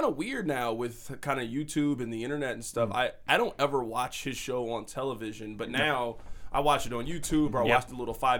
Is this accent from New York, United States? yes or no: no; Kansas City, Missouri, United States; we moved kind of further south over by the Ruskin area. But, yeah, no, born and raised here in Kansas City.